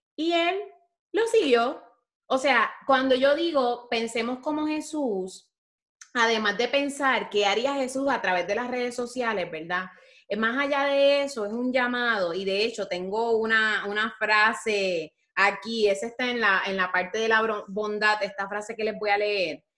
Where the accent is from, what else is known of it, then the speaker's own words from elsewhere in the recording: Puerto Rico; como diríamos en Puerto Rico